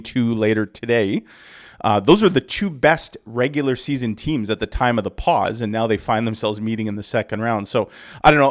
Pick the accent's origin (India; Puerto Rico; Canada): Canada; as a Canadian